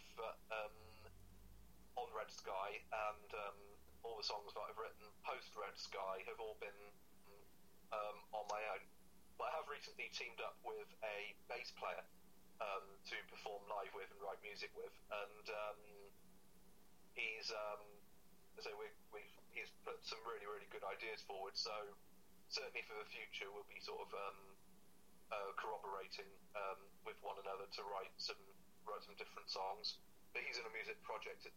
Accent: Cirencester, South West England, United Kingdom; my hometown in Cirencester

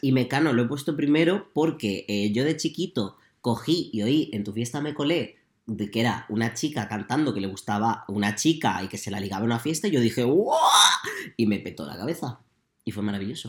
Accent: Puertollano, Castilla-La Mancha, Spain; Porque somos manchegos.

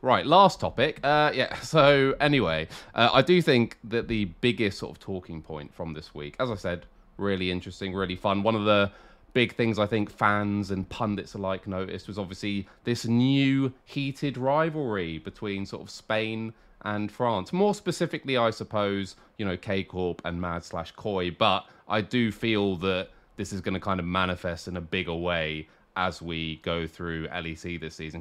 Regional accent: England, United Kingdom; as a British person, as an English person

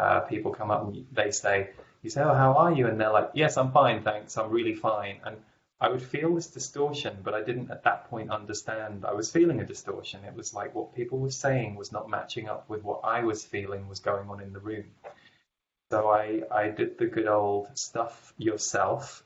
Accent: England, United Kingdom; I grew up in England

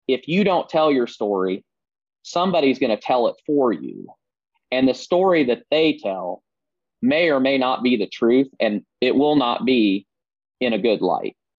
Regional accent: Southeast Iowa, United States; I grew up in Southeast Iowa, as you said, uh, born and raised

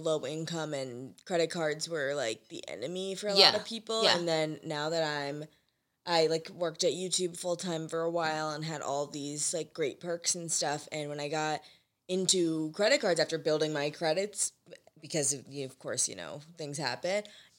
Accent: St. Louis, Missouri, United States; maybe I'm from St. Louis, and it's like

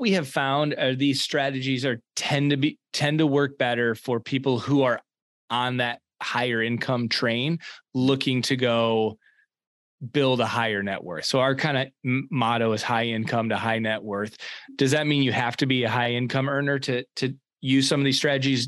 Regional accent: East Lansing, Michigan, United States; so I was born and raised in East Lansing, Michigan.

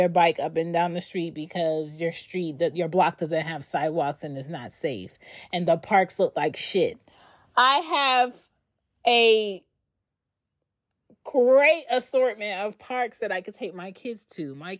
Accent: Philadelphia, Pennsylvania, United States; I'm from Philly, but I don't have Philly characteristics.

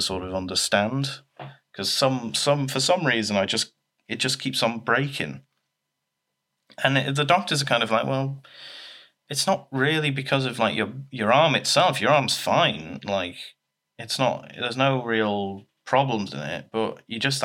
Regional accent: Leeds, Yorkshire and the Humber, United Kingdom; I was born in Leeds

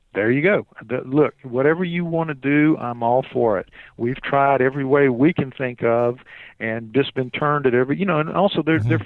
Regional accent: New Orleans, Louisiana, United States; I'm from New Orleans

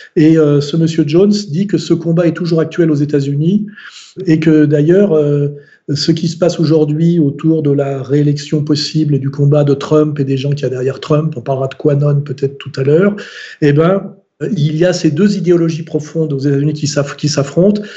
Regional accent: France; en tant que français, catholique, culturel

